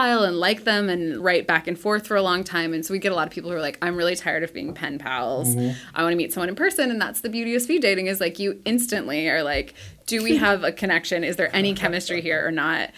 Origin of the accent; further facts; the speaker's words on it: Ohio, United States; moved away as an adult; also born or lived in Auburn, Alabama; now in Seattle, United States; I'm from Ohio and moved to Auburn to go to college